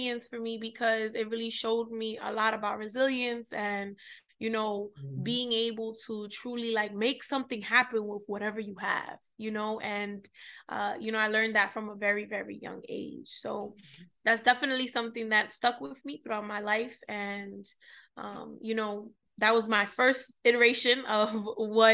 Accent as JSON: {"language": "English", "town": "New York City", "region": "New York", "country": "United States", "tie": "born or raised there", "said": "I'm from the Bronx, New York. I am, you know, the daughter of Dominican immigrants, born awesome. And raised in the Bronx"}